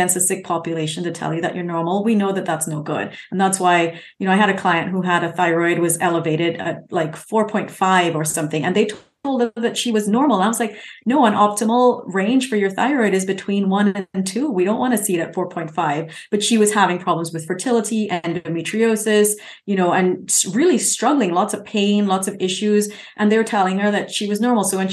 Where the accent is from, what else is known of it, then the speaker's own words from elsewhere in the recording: Trinidad & Tobago; also born or lived in United Kingdom; now in San Diego, United States; I lived in the UK for 20 years. I'm now in San Diego. I grew up in Trinidad